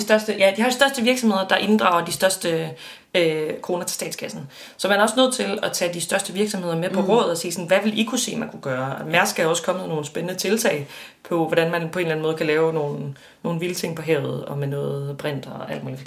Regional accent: West Jutland, Central Denmark Region, Denmark; jeg er vokset op i Vestjylland

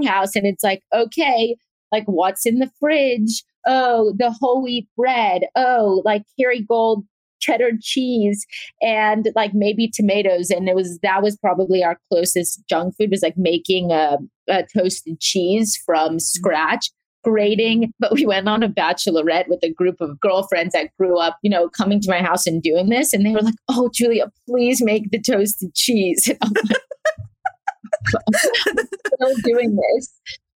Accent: Atlanta, Georgia, United States; also born or lived in South Africa; I was born in South Africa and I grew up in Atlanta. We moved when I was 3 and a half

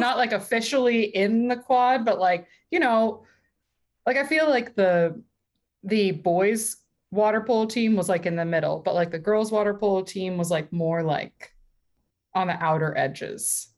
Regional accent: Calabasas, California, United States; also born or lived in Long Beach, California; at 14, I moved from Calabasas in California uh, to Long Beach in California as well

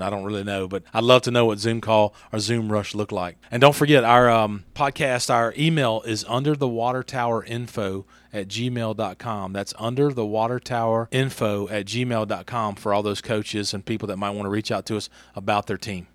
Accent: Franklinton, Louisiana, United States; moved away as an adult; now in Hernando, United States; I was born in Franklinton, Louisiana, just about sixty-five miles north of New Orleans

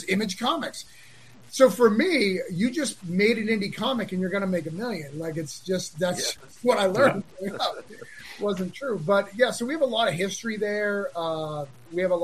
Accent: Rochester, New Hampshire, United States; I grew up in Rochester

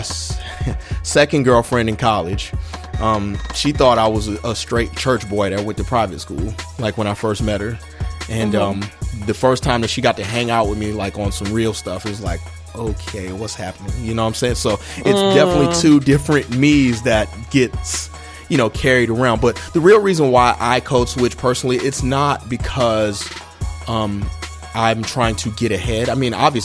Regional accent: Charleston, South Carolina, United States; moved away as an adult; I'm from Charleston. Charleston, they have their own dialect, that Geechee language, all that stuff like that.

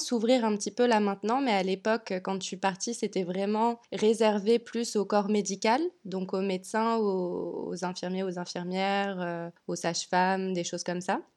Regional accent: France; moved away as an adult; also born or lived in Nice, France; now in Montreal, Canada; je suis française

